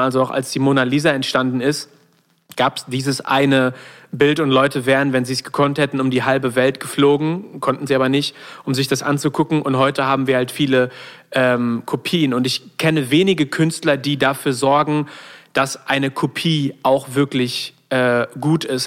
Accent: not far from Solingen, North Rhine-Westphalia, Germany; aus der Nähe von Solingen kommen, was nicht so weit von da weg ist, wo ich aufgewachsen bin

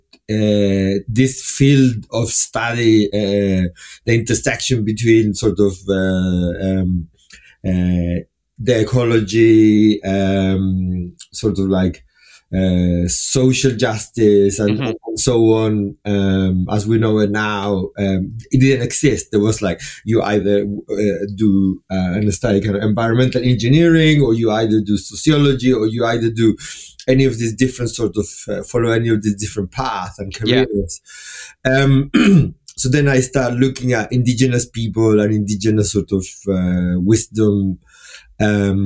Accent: Chile; I was born in Chile.

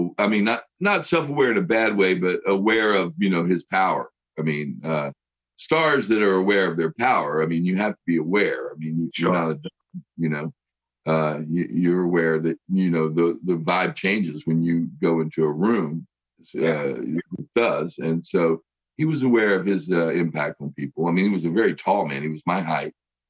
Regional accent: West Virginia, United States; also born or lived in Los Angeles, United States; I live in West Virginia. {S2} Okay. {S1} And this is my home state and back in, you know, around my family and friends. And I'm a couple blocks away from where I went to school, grade school.

